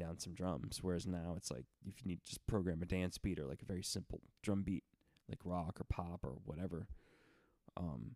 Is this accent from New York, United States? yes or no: no; Broward County, Florida, United States; my mom enlisted me in Broward County, where I grew up in Florida